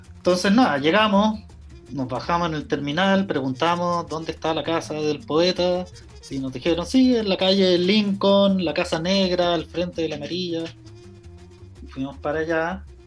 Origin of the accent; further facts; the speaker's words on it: Chile; moved away as an adult; also born or lived in London; vengo de Chile